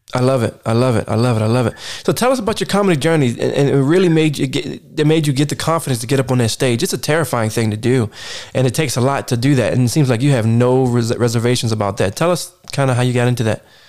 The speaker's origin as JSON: {"language": "English", "region": "East Coast", "country": "United States", "said": "as a East Coaster and, uh, person that's definitely not from the West Coast"}